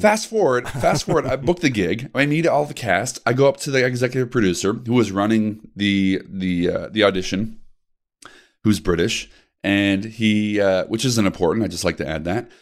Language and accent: English; Naperville, Illinois, United States; I was raised out in the burbs of Chicago, Naperville